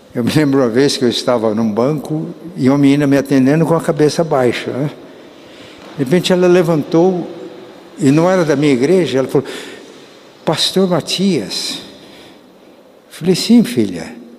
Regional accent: Paraná, Brazil; also born or lived in Minas Gerais / Florestópolis; eu fui criado numa família muito pobre. Quando viemos de Minas para o estado do Paraná

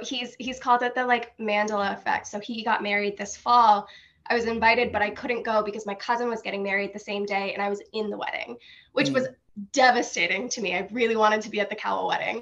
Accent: Franklin, United States; I'm from Franklin.

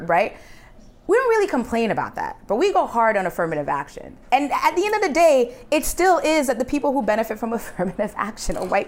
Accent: New York City, New York, United States; I'm from Queens, New York City, very, like, we had all shades of all the colors in all the countries

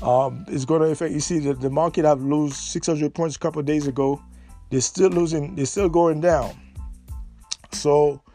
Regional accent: United States

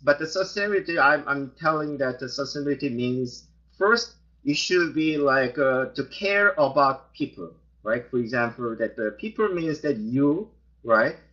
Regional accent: South Korea; moved away; I, I am originally from South Korea

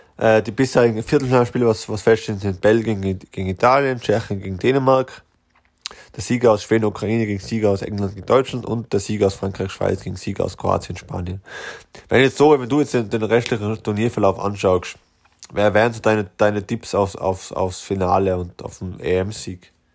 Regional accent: Austria; als Österreicher

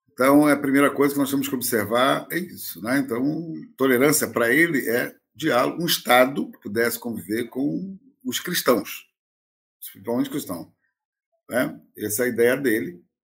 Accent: Brazil; eu fui criado em colégio interno, na FUNABEM

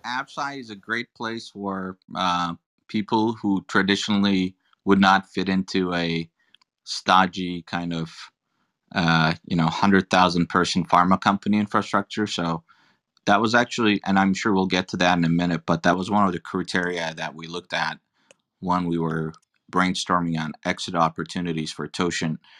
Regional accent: Turkey; moved away; I'm an immigrant. I'm originally from Turkey

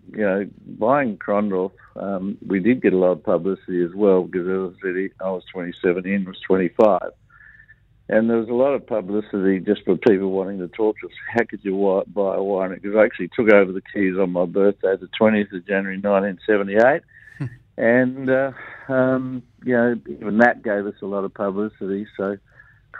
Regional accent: Lyndoch, South Australia, Australia; being a Brosser boy, and I used to play cricket on weekends from my hometown of Lindock

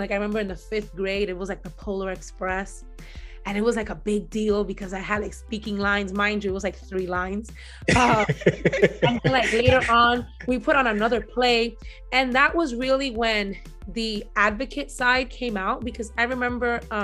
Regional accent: New York City, New York, United States; I grew up in the Marcy Projects in Brooklyn

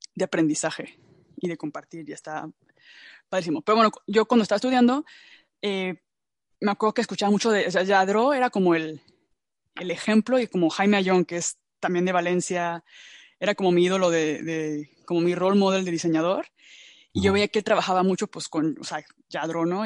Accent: Mexico; moved away; en México, ¿no? Que es como de donde yo vengo, donde yo estuve

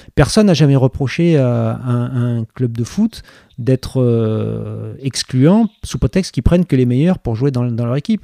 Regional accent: Bordeaux, Nouvelle-Aquitaine, France; also born or lived in Cadillac; j'ai grandi à Bordeaux, qui est quand même une grande ville, mais j'ai grandi jusqu'à mhm. l'âge de 7 ans

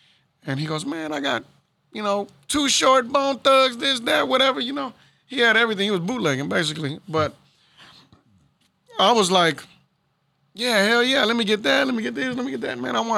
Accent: Houston, Texas, United States; As a kid, I grew up in Magnolia, South Houston as well.

